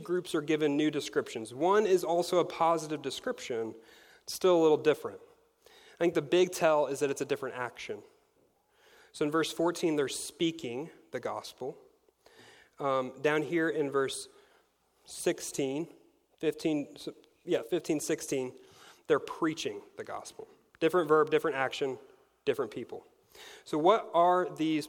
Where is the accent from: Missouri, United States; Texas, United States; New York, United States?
Missouri, United States; I am from Spokane, Missouri